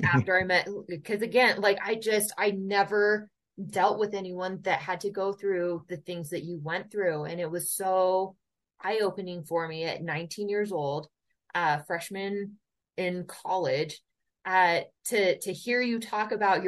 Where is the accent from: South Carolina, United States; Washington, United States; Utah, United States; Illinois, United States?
Utah, United States; Holladay; growing up in Holiday, Utah